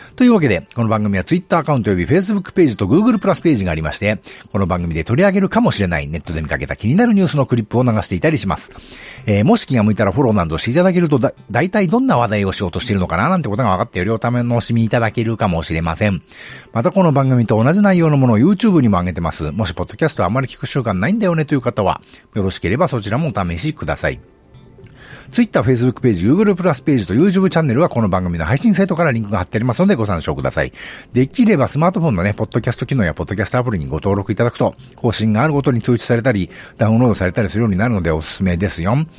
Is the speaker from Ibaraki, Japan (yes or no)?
no; Nagano, Japan; 私の地元長野市